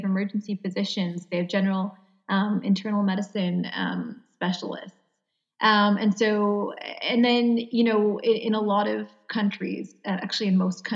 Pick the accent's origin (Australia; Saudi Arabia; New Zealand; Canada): Canada; I'm Canadian